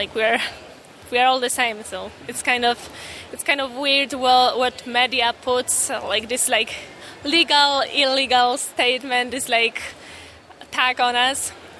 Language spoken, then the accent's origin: English; Poland; now in United States; I'm an immigrant myself. I came here from Poland, and yeah, I moved here.